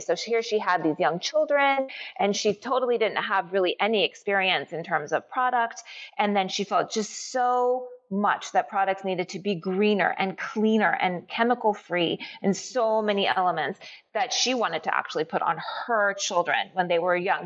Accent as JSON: {"language": "English", "country": "United States", "said": "I'm Japanese American."}